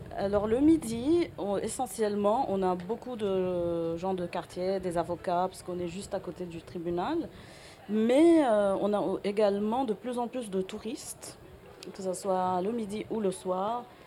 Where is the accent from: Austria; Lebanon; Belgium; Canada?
Lebanon; now in Marseille, France; chez nous, au Liban